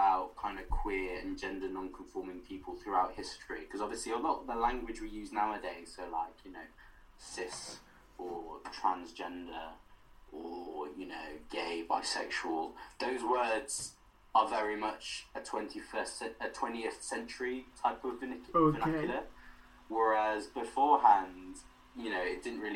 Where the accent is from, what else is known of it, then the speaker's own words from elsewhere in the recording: Wales, United Kingdom; Our connections to Wales as queer people, like LGBT people, as well as being Welsh people